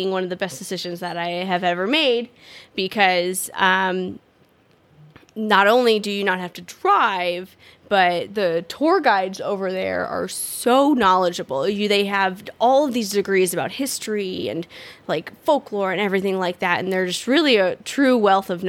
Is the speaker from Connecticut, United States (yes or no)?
yes; Westport, Connecticut, United States; now in Texas, United States; I grew up in Westport.